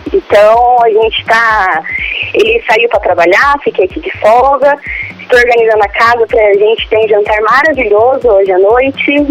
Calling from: Londrina, Paraná, Brazil; Eu falo de Londrina, Paraná.

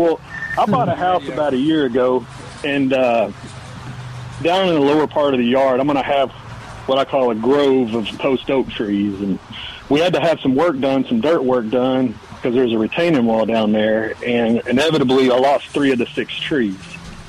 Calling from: College Station, Texas, United States; I'm calling you from College Station, Texas. I live over in College Station, and I listen to you guys on the phone.

